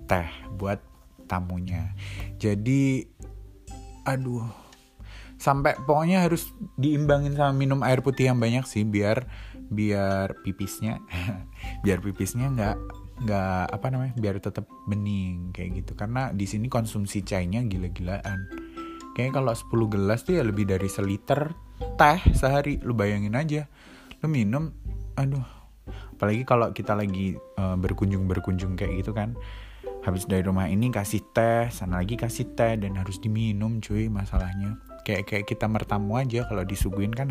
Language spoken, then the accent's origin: Indonesian; Indonesia; kita nih orang Indo yang di sini kita mandi sehari dua kali